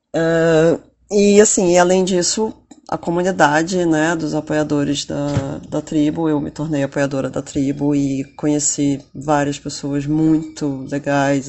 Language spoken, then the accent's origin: Portuguese; Rio de Janeiro, Brazil; eu sou do Rio de Janeiro uh, e em breve vou me mudar para São Paulo